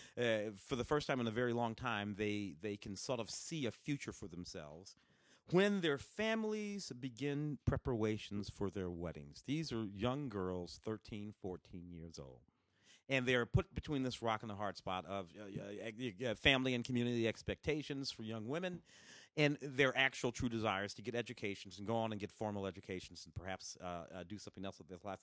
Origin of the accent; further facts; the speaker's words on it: St. Louis, Missouri, United States; also born or lived in Tennessee; now in Los Angeles, United States; I was born in Tennessee. Grew up in Saint Louis.